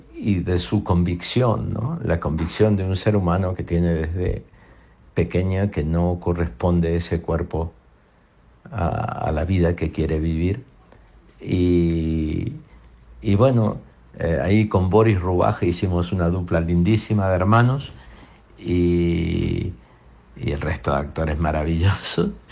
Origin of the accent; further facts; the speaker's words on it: Argentina; todos creciéramos como argentinos